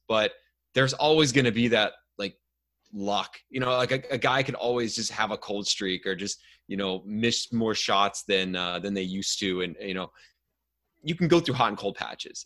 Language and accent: English; outside of Cleveland, Ohio, United States; now in Ontario, Canada; I grew up outside of Cleveland